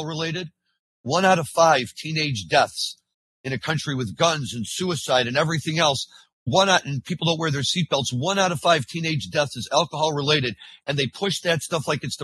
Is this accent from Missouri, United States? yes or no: yes; St. Louis, Missouri, United States; I'm from St. Louis or born and raised originally